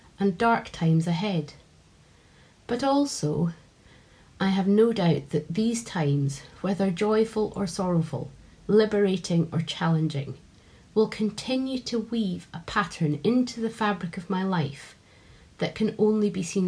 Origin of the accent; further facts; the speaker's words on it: Edinburgh, Scotland, United Kingdom; now in Doncaster, United Kingdom; I grew up in Edinburgh, but I've been living in Doncaster for almost 15 years now